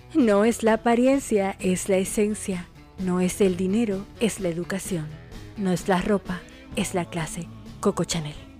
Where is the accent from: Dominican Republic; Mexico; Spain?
Dominican Republic; now in Argentina; República Dominicana, mi país, mi tierra, mi patria